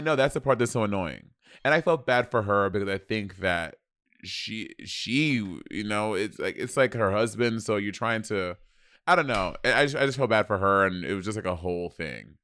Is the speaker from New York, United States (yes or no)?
yes; New York City, New York, United States; I'm from motherfucking New York City